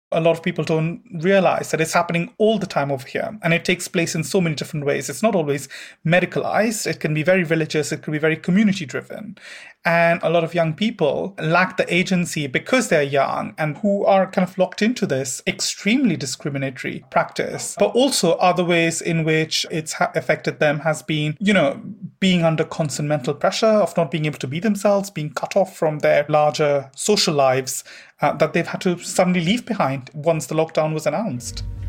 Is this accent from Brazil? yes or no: no; Devon, South West England, United Kingdom; I'm 29 years old and I'm from Devon